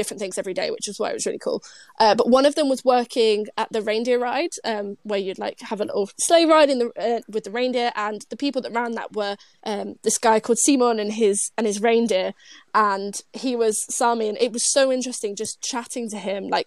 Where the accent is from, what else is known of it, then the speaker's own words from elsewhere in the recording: London, United Kingdom; I'm from London